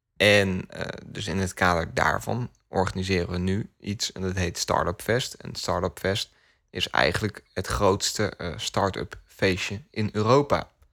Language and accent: Dutch; Netherlands; ik word ook wel trots als Nederlander.